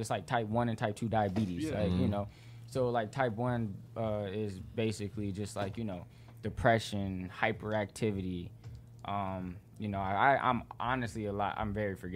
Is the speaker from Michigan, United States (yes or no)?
yes; West Bloomfield, Michigan, United States; born or raised there; also born or lived in Detroit, Michigan / Flat Rock, Michigan